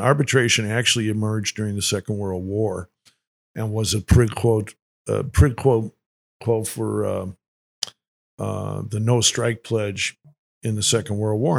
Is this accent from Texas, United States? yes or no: no; Winnetka, Illinois, United States; I grew up in Winnetka, Illinois